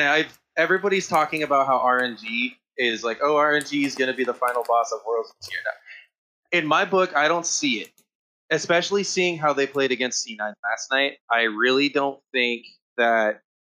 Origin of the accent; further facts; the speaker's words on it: Apple Valley, California, United States; I've lived here my whole life